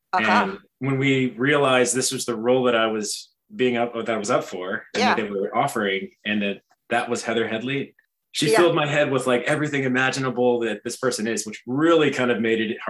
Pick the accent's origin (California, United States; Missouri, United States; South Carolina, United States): South Carolina, United States; born or raised there; also born or lived in Hawaii